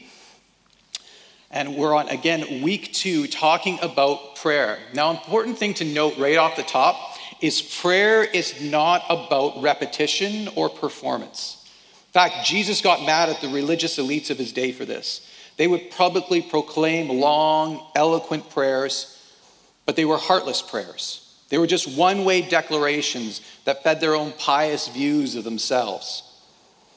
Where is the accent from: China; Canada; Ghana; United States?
Canada; Alberta; accent: Alberta English; as a Canadian, we speak for the most part in Alberta English